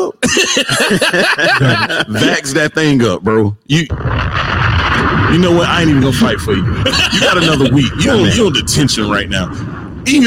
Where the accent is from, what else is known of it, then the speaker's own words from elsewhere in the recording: South Carolina, United States; I'm in South Carolina. I'm from South Carolina.